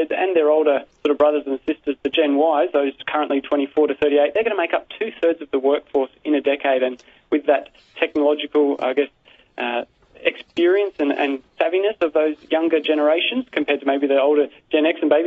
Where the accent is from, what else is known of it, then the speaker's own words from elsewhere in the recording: Sydney, New South Wales, Australia; I'm from Sydney, but I've been to Melbourne a lot.